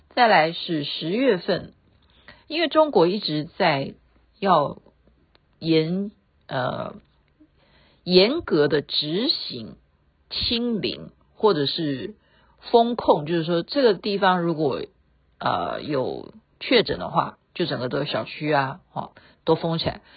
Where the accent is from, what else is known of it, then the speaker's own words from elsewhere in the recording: Taiwan; 国外的华侨比台湾人还关心我们台湾人的安危